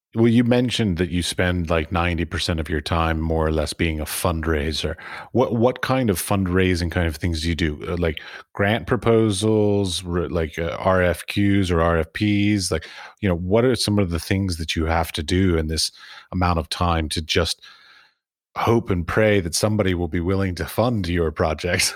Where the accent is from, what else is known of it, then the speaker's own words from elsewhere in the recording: United States; moved away; I'm from America